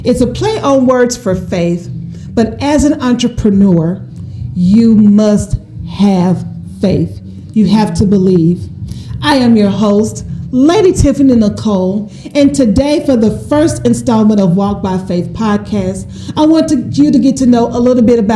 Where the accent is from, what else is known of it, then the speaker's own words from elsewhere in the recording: Shreveport, Louisiana, United States; I was born and raised in Shreveport, Louisiana. I'm a little country girl.